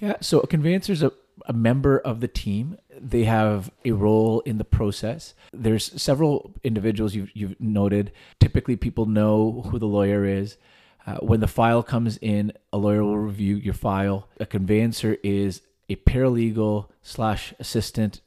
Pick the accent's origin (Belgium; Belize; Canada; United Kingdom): Canada; Vernon, British Columbia; moved away as an adult; moving back home to Vernon, which is my hometown